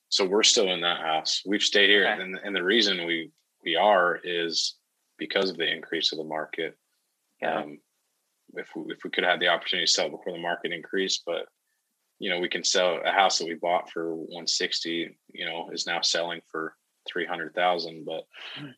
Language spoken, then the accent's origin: English; Idaho, United States; moved away as an adult; also born or lived in Ogden, Utah; I'm from Idaho so that's what, kind of what got us back to where we're at in Idaho now.